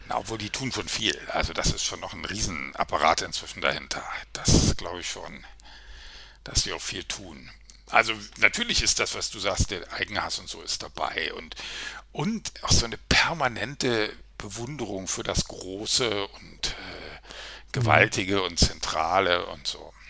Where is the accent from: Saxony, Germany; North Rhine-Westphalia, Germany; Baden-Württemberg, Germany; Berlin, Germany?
Berlin, Germany; ich bin relativ in der Nähe der Mauer aufgewachsen